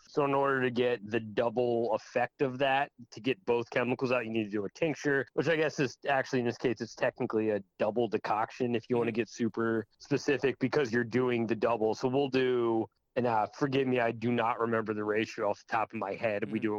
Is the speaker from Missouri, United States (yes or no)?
no; Maine, United States; Yeah, essentially, I am from Maine. We're not up in the North Woods by any stretch